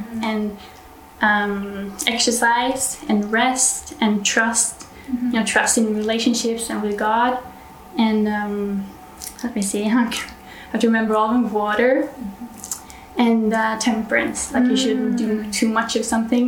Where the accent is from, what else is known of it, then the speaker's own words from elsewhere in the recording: Norway; I'm from Norway